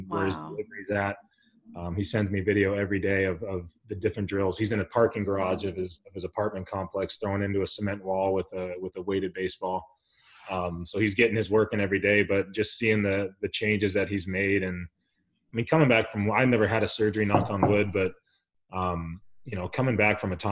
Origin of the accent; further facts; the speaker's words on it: El Cajon, California, United States; also born or lived in Pittsburgh; I'm from El Cajon, California, little small valley in San Diego